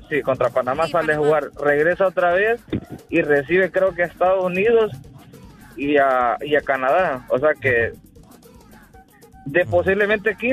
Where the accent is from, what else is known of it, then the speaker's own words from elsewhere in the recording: Honduras; nosotros solo pensamos como hondureños